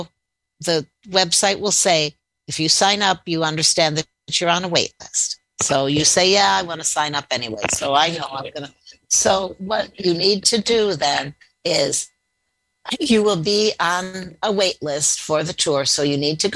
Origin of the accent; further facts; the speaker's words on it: outside of Chicago, Illinois, United States; Growing up outside of Chicago, you know, we went there for many school field trips.